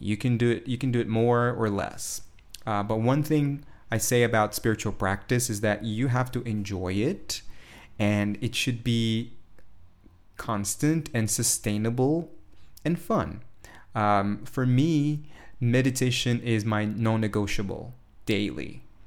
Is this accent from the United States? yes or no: no; São Paulo, Brazil; Today, I'm in São Paulo, Brazil, my hometown